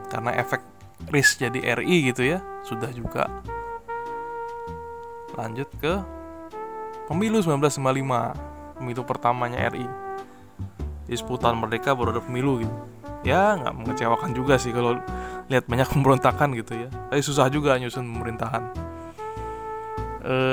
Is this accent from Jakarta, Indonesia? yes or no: yes; Jakarta, Indonesia; kalau saya sebagai orang Jakarta gitu ya kayak dengar kasus pencurian atau ledakan tabung gas setiap hari